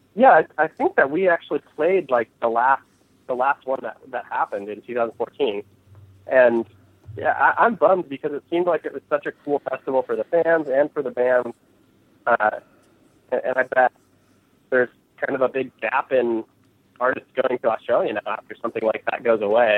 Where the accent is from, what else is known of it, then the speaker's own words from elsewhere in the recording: California, United States; growing up in California